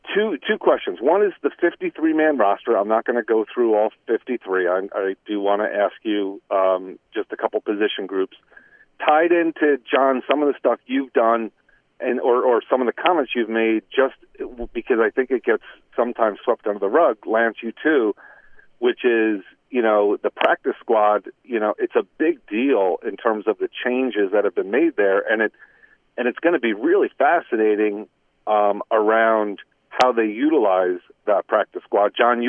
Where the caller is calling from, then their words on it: Cranford, New Jersey, United States; It's … from Cranford.